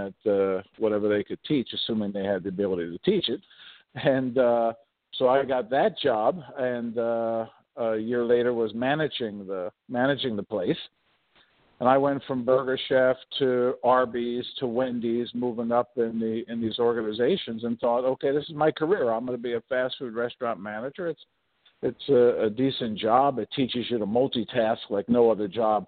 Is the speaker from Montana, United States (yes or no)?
no; Philadelphia, Pennsylvania, United States; I grew up in the projects of South Philadelphia